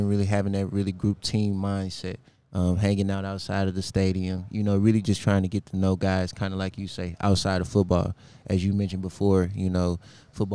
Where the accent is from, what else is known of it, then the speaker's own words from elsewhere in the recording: St. Louis, Missouri, United States; moved away; I'm a hometown St. Louis guy